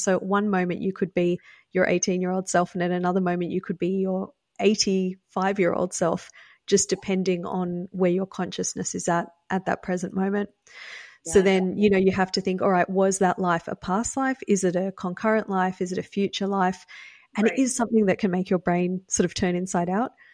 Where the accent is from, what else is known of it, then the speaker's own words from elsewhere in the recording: Australia; now in United States; I grew up in Australia, which is why I have an accent. I live in the US now.